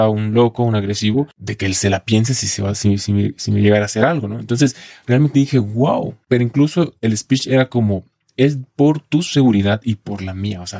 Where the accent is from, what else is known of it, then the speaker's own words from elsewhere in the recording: Colima, Mexico; now in Mexico City, Mexico; justo yo soy de Colima, el estado de Colima, y pues llegué aquí a la Ciudad de México por mejorar en cuanto a a la parte laboral sobre todo